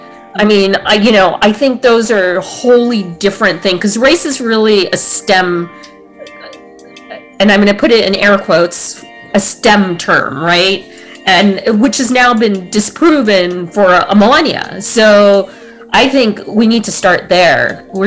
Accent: United States; I'm not Indian culturally. I'm an American. Culturally, I am an American.

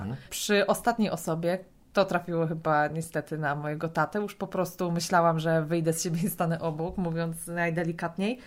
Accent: Greater Poland, Poland; Ja jestem z Wielkopolski

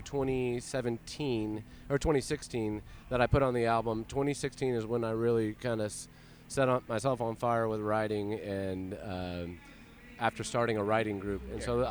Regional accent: Springfield, Illinois, United States; also born or lived in Tampa Bay area, Florida; now in Tampa Bay, United States; I grew up in Springfield, Illinois.

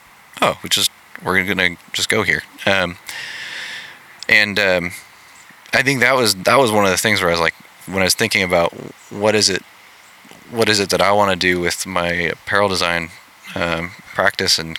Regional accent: Pacific Northwest, United States; I grew up in the Pacific Northwest

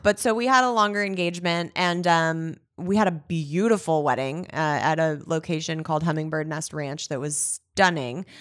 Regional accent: Los Angeles, California, United States; I'm originally from Woodland Hills.

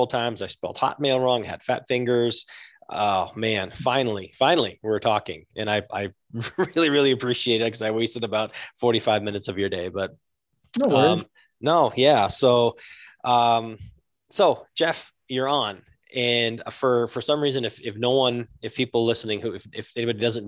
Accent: just north of Toronto, Ontario, Canada; moved away; also born or lived in Newmarket, Ontario / Holland Landing, Ontario; I grew up in Canada. I grew up just north of Toronto

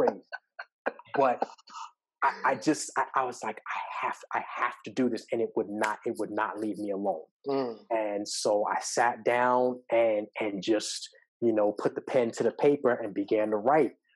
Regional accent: Long Island, New York, United States; now in Atlanta, United States; growing up in New York, like I live in Atlanta, but I, I, am from New York and uh, specifically Long Island

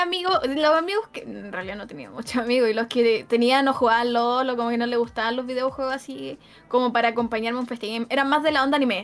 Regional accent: Chile; accent: Chilean; el chileno es muy notorio, muy chileno, muy notorio

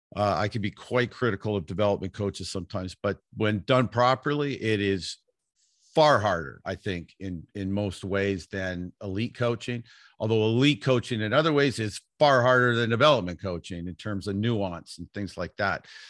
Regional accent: Vancouver, British Columbia, Canada; also born or lived in Toronto; I grew up in Vancouver, British Columbia

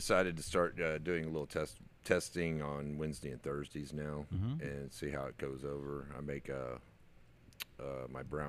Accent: Magnolia, Texas, United States; I've lived out there for my whole life. I grew up in Magnolia

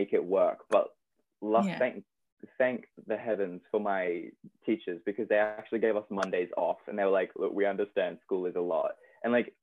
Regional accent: Australia; moved away; I'm Australian

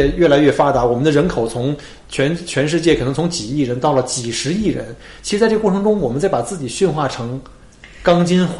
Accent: northern China, China; 当然第一反应，因为我是北方人

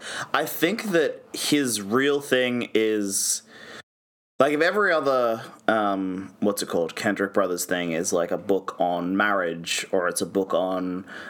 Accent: Georgia, United States; accent: Georgian; I appreciate the respect to my Georgian accent.

